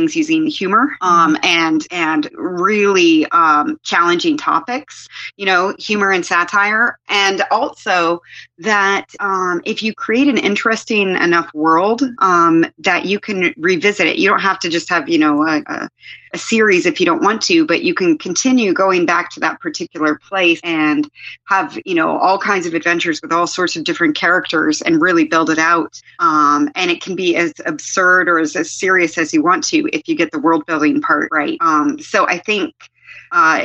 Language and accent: English; Kenya; moved away; I grew up in Kenya